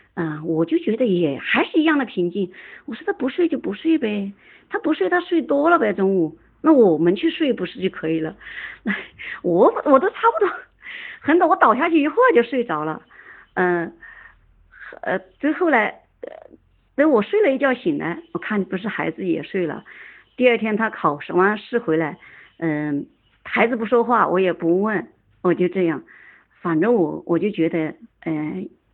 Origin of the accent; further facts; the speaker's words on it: Shaanxi, China; moved away as an adult; now in Jiangxi, China; 我是陕西人，刚好嫁到江西